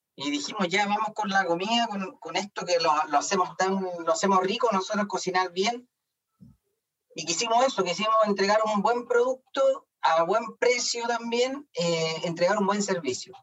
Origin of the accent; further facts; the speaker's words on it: Concepción, Biobío, Chile; yo soy de Concepción